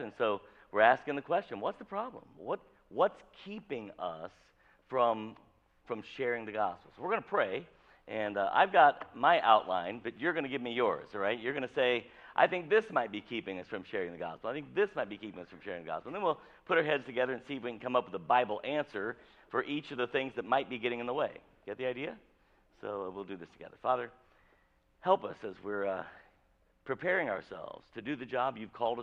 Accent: Avon, Indiana, United States; I grew up in rural Avon, Indiana.

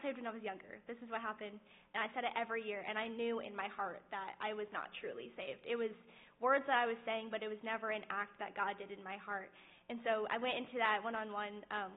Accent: Avon, Indiana, United States; I grew up in Avon

